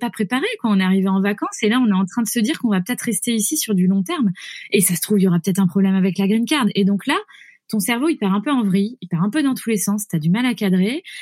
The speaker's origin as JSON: {"language": "French", "country": "France", "also_born_or_lived": "United States", "said": "on sera américain dans, ce qu'on a ramené de la culture de là-bas, mais on est français."}